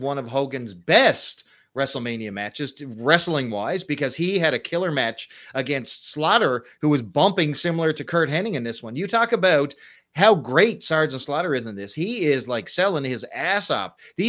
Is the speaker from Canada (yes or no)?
yes; Canada; I'm Canadian.